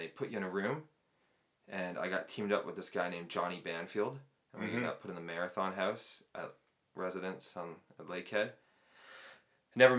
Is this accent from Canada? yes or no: yes; Newmarket, Ontario, Canada; moved away as an adult; also born or lived in Thunder Bay; now in Canmore, Canada; I'm from Newmarket, Ontario. I lived in lots of houses growing up.